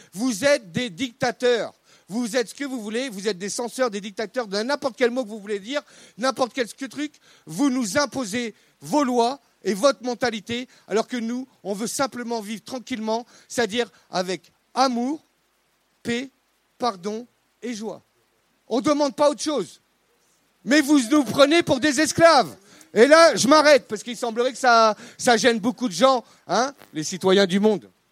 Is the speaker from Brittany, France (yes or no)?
yes; Brittany, France; je, suis breton, hein, indépendantiste